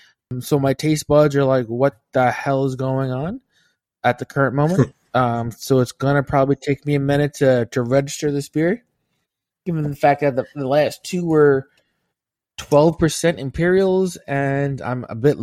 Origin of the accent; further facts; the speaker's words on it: Stockport, North West England, United Kingdom; I'm from Stockport, Greater Manchester.